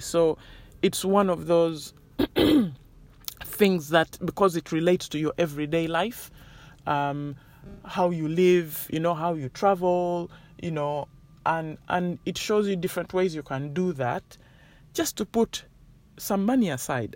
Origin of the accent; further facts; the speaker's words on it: Uganda; moved away; I grew up in Uganda